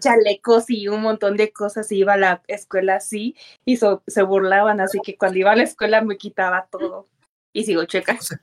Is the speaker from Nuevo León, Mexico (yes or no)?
no; Acapulco, Guerrero, Mexico; now in Puebla, Mexico; soy de Acapulco. Mm, sí, soy de Acapulco.